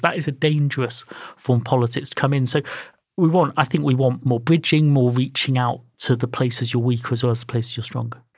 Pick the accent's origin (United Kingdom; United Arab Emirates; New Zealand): United Kingdom; my parents are Indian and Irish. They came to work for the National Hospital. Obviously, I'm British